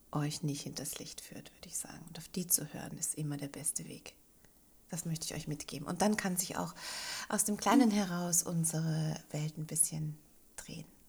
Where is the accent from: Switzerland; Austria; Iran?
Austria; Linz, Upper Austria; moved away; also born or lived in Bogen; wieder in meine Heimatstadt nach Linz zu ziehen